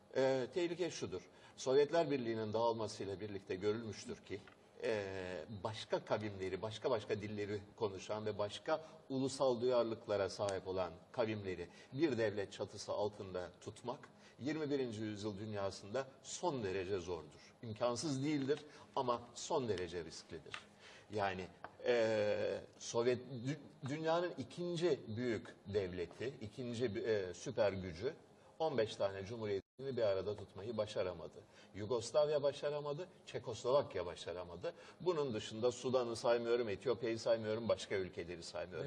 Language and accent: Turkish; Turkey; bu memleket benim memleketimdir. Sizin kadar benim de memleketimdir